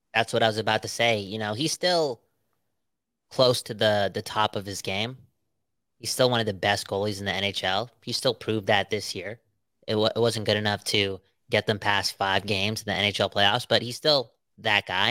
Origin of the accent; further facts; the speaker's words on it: Surrey, British Columbia, Canada; We're from Surrey